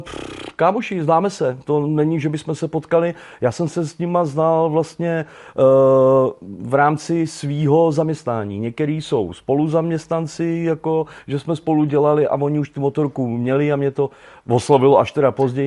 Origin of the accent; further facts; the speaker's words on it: Veltruby, Central Bohemian Region, Czechia; moved away; Já pocházím eh, z Veltrup u Kolína, takže kolínská nížina